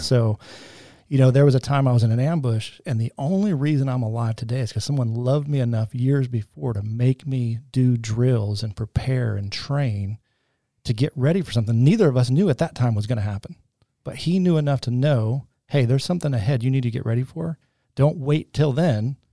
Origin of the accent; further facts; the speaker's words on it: Michigan, United States; moved away as an adult; also born or lived in North Carolina; we grew up in Michigan, and now we're living in North Carolina as nineteen year olds